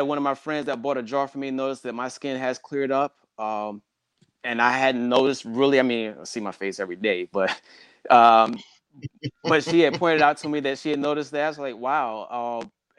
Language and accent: English; the South, United States; And growing up in the South, for the most part, being black, you just weren't going to get the same treatment